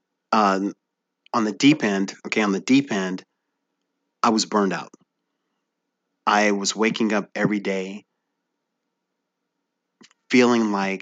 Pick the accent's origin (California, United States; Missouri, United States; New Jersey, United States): Missouri, United States; Bridgeton; I grew up in Bridgeton, Missouri, which Bridgeton is a small suburb right outside of the airport